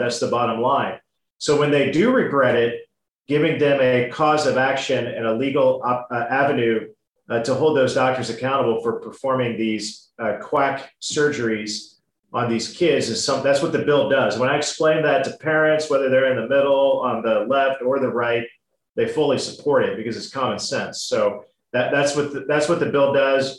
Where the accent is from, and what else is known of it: Indiana, United States